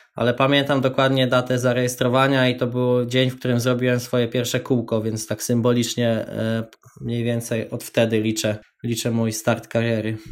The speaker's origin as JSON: {"language": "Polish", "town": "Tęgoborze", "region": "Lesser Poland", "country": "Poland", "moved": "as an adult", "lives_now": "Wrocław, Poland", "said": "Mieszkam we Wrocławiu, aktualnie pochodzę z Tęgoboży, małej miejscowości koło Nowego Sącza"}